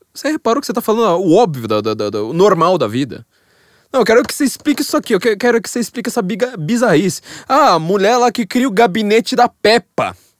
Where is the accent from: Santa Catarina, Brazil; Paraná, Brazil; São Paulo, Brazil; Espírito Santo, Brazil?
São Paulo, Brazil; como eu sou paulista, eu tenho uma mentalidade geográfica de paulistana